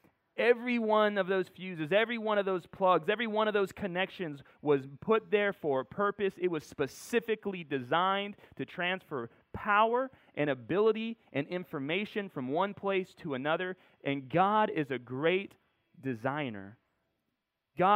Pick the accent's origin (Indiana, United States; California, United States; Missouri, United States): California, United States; Corona; born there; I was born in Corona, California, in case you didn't know.